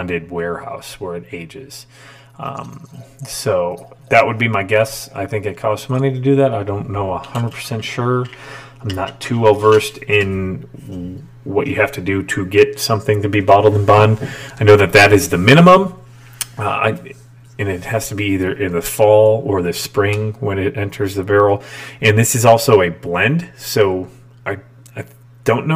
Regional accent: Chicago, Illinois, United States; a Chicagoan

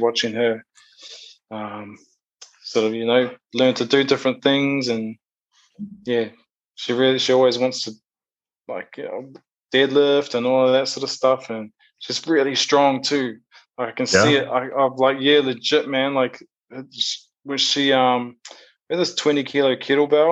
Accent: Rotorua, Bay of Plenty, New Zealand; moved away as an adult; also born or lived in Auckland, New Zealand; now in Perth, Australia; I'm originally from a place called Awaho in a small town called Rotorua. So like the middle of the North Island of New Zealand.

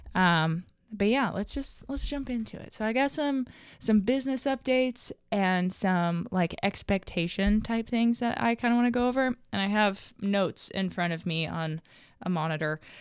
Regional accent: Little Rock, Arkansas, United States; now in Hot Springs, United States; I'm a twenty-three-year-old equestrian from Arkansas. I grew up in Little Rock

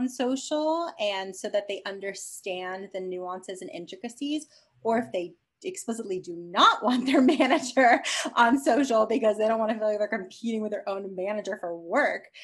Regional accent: New York, United States; I'm a New Yorker

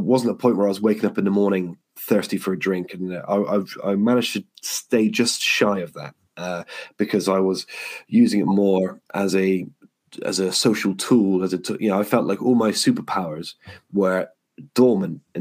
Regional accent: Yeovil, South West England, United Kingdom; I got home to my hometown of Yeovil

